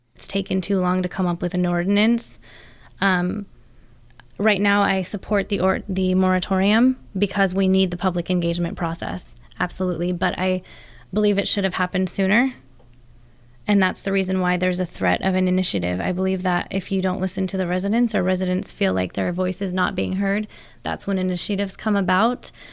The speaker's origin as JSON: {"language": "English", "town": "American Canyon", "region": "California", "country": "United States", "tie": "born or raised there", "also_born_or_lived": "San Francisco / Browns Valley", "said": "I grew up in the West Side Parks in American Canyon"}